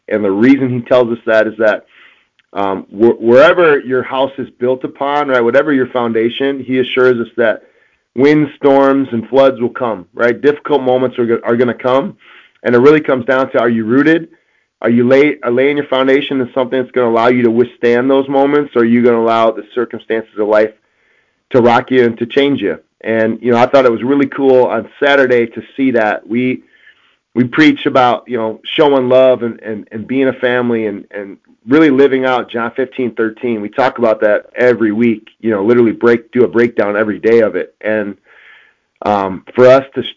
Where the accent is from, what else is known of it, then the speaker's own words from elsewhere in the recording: Wisconsin, United States; moved away; I'm from Wisconsin